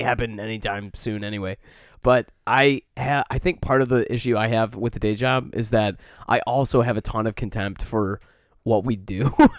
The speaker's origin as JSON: {"language": "English", "region": "Michigan", "country": "United States", "tie": "born or raised there", "moved": "yes", "said": "growing up in Michigan"}